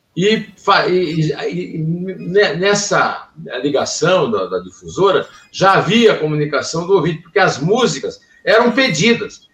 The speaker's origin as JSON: {"language": "Portuguese", "town": "Uiraúna", "region": "Paraíba", "country": "Brazil", "tie": "born or raised there", "said": "eu nasci em Iraúna, na verdade, o Rio do Peixe, que era fazenda o rio que não tem peixe, da fazenda do, do meu, meu, meus avós"}